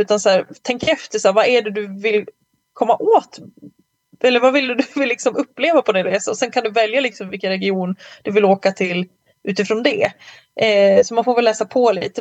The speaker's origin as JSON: {"language": "Swedish", "town": "Malung", "region": "Dalarna County", "country": "Sweden", "tie": "born or raised there", "moved": "yes", "said": "så var jag i Malung på, okay. på hälsning. Min, min hemort"}